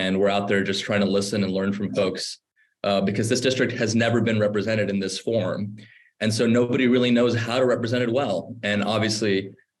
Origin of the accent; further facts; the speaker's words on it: Orange County, California, United States; also born or lived in Bombay, India / Irvine; I grew up in Orange County